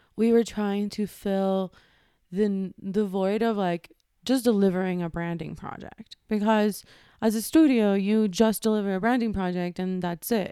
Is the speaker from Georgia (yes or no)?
no; Ecuador; moved away; also born or lived in New York; I was born and raised in Ecuador